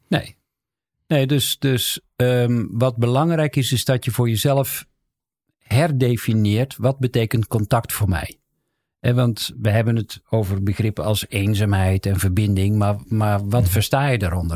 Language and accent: Dutch; the South, North Brabant, Netherlands; ik kom uit Zuiden